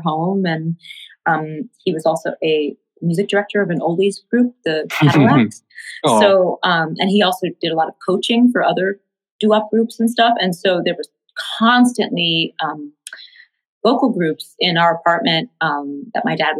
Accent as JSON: {"language": "English", "town": "New York City", "region": "New York", "country": "United States", "tie": "born or raised there", "said": "I grew up in Tribeca before it was fancy pants"}